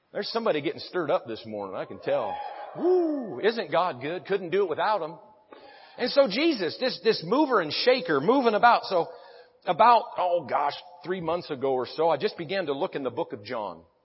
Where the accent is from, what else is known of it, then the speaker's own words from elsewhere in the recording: Branson, Missouri, United States; I'm from Branson, Missouri